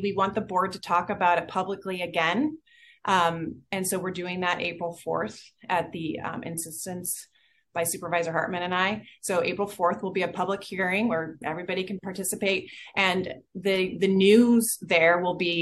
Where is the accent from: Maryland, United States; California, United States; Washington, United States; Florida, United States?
California, United States; Goleta; I was born in Cottage, even though we lived in Goleta on Sussex Court